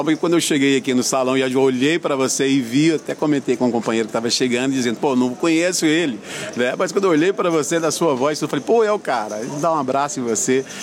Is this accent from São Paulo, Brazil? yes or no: no; Anápolis, Goiás, Brazil; born there; Bom, eu nasci em Anápolis, né, uma cidade do interior de Goiás. Estou hoje com 49 anos de idade.